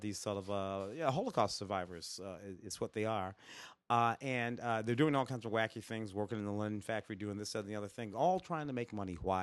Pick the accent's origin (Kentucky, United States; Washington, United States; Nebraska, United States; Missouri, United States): Missouri, United States; St. Louis; my hometown of Saint Louis